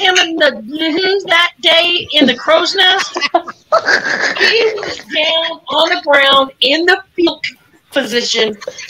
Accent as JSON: {"language": "English", "town": "Portland", "country": "United States", "tie": "born or raised there", "said": "Buddy Rose threw me into a brick wall and busted my head open in my hometown."}